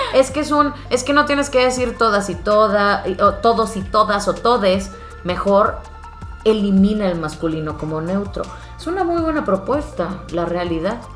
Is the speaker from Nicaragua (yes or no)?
no; Monterrey, Nuevo León, Mexico; vengo de Monterrey, vengo de, de la gran ciudad